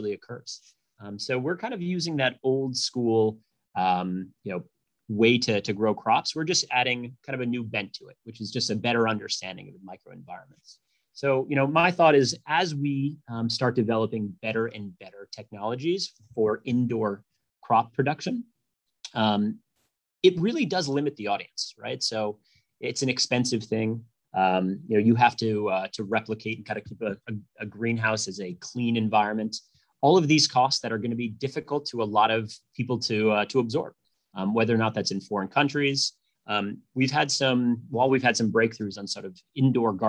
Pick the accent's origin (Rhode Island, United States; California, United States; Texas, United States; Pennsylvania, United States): Rhode Island, United States; moved away; also born or lived in Pittsburgh / Boston / New York; I grew up in Rhode Island